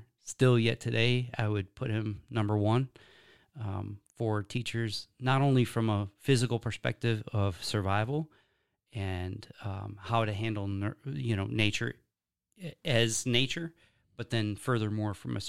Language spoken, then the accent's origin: English; Wisconsin, United States; born there; I was born in Wisconsin. Yeah. I was raised essentially homestead style.